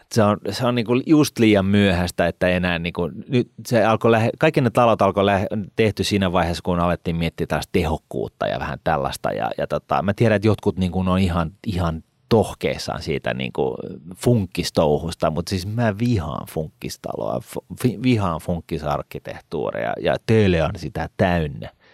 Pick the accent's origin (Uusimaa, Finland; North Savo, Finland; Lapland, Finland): Uusimaa, Finland; Helsinki; Mä oon syntynyt Ullanlinnassa et, tota, ja mä oon asunut Ullanlinnassa ja mä en halua olla siellä enää